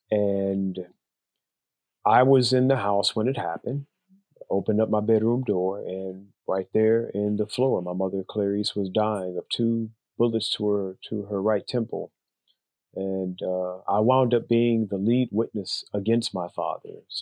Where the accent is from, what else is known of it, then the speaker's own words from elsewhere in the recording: Chicago, Illinois, United States; moved away as an adult; now in Philadelphia area, United States; I'm originally from Chicago. I now live outside of Philadelphia, about 15 miles outside of Philadelphia.